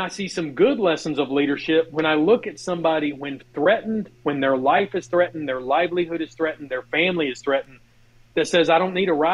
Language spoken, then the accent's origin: English; Alabama, United States; I am from Alabama